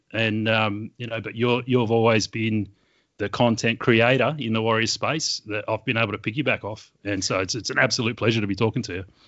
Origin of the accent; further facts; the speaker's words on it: Sydney, New South Wales, Australia; accent: Australian; I grew up in Western Sydney